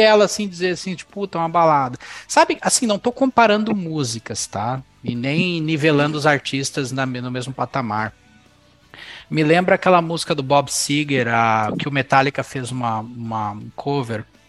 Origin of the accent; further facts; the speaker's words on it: São Paulo, Brazil; moved away; o lugar onde eu morava, quando eu morava em São Paulo, quando o lugar que eu cresci